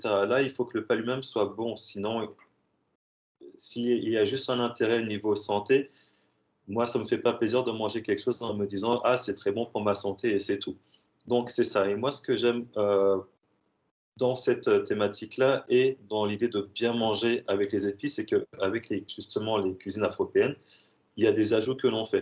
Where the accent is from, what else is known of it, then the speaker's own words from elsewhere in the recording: Strasbourg, Grand Est, France; je suis de Strasbourg